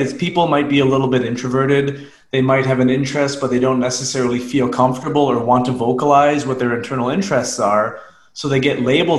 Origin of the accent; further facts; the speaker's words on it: Unionville, Ontario, Canada; I'm a suburban kid. I grew up in Unionville, Ontario, about 30 minutes outside Toronto.